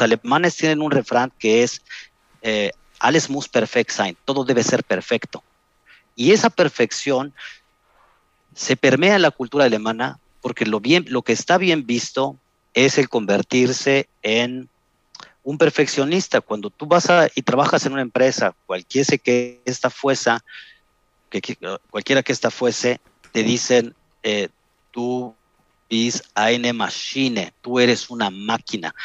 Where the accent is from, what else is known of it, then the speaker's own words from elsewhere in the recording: Mexico City, Mexico; moved away as an adult; also born or lived in Playa del Carmen; now in Germany; Yo nací en la Ciudad de México hace 44 años. Me crié durante 15 años en la colonia Iztapalapa